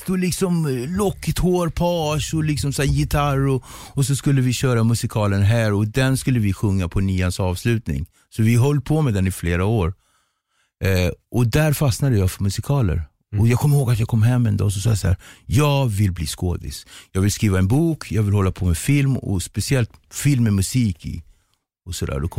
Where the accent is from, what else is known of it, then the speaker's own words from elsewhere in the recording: Cape Verde; jag kommer från Kap Verde så det är kreolsk mat.